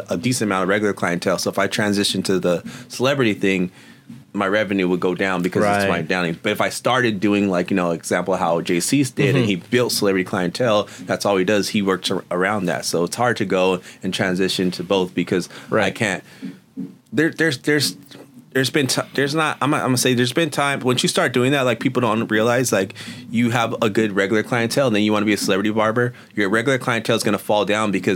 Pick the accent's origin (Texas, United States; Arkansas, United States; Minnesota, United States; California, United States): California, United States; Oxnard; I'm from Oxnard.